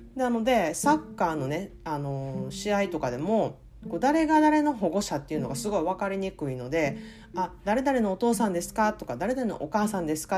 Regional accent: Kansai, Japan; moved away; 根がやっぱり関西人やからか

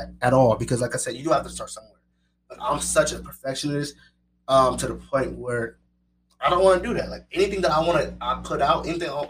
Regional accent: Las Vegas, Nevada, United States; I'm from Vegas. I'm a Vegas boy

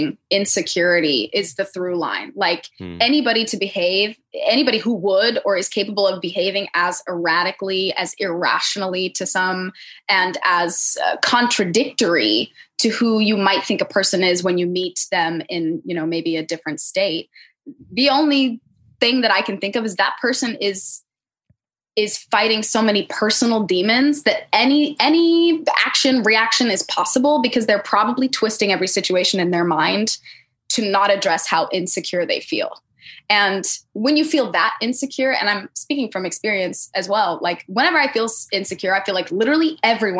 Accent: United States; as an American

